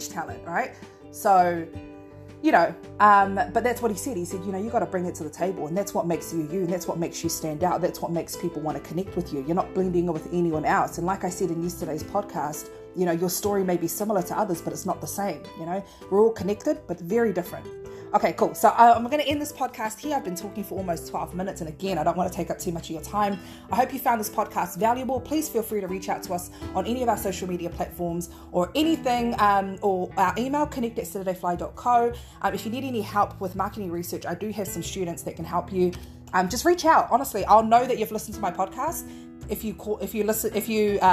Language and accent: English; Auckland, New Zealand; I'm from South Auckland